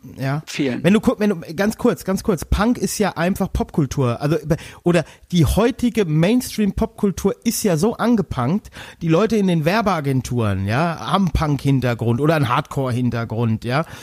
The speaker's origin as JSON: {"language": "German", "area": "Westerwald", "region": "Rhineland-Palatinate", "country": "Germany", "said": "bei uns im Westerwald"}